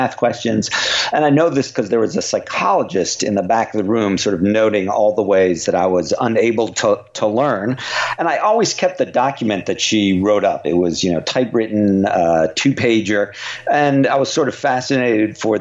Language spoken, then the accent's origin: English; United States; because I live here and you know, grew up here and so feel, you know, I am really American